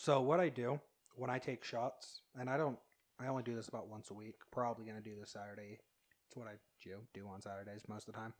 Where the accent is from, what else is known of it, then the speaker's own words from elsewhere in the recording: Utah, United States; I grew up here in Utah, but my grandparents lived in Ammon